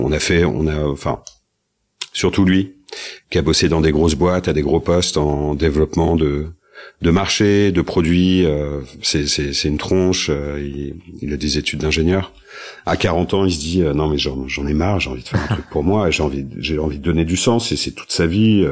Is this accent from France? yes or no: yes; Rennes, Brittany, France; moved away; also born or lived in Paris; j'ai passé 20 ans à, à Paris. Je suis rennais d'origine et je suis revenu il y a trois ans trois ans à Rennes